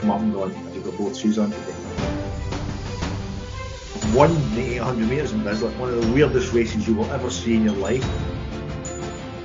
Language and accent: English; Ayr, Scotland, United Kingdom; I was born in Ayr, and many moons ago.